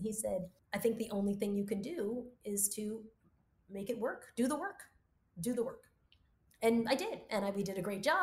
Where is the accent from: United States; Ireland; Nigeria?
United States; I'm an American. My roots are in Cuba and Australia, and I'm a Black American